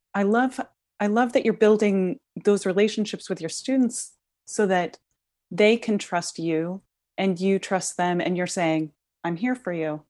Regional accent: Midwest, United States; growing up in the Midwest

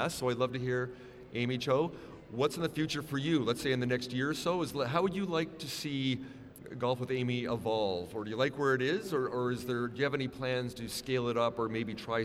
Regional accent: Vancouver, British Columbia, Canada; I'm from Vancouver

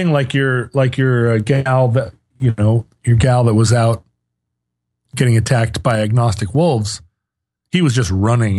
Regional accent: South Africa; I'm from South Africa.

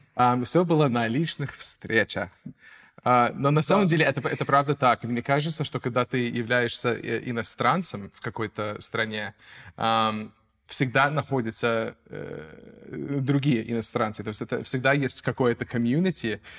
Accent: United States; Russian is a second language; moved away as an adult; now in Russia; Я американец, um, я актер, я переехал в Россию давно

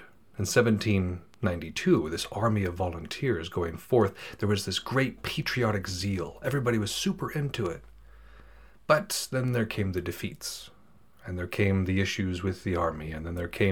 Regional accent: United States; As an American

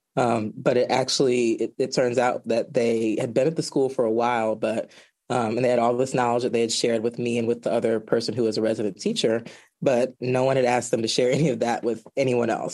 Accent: Georgia, United States; now in Washington, D.C., United States; I am originally from Georgia

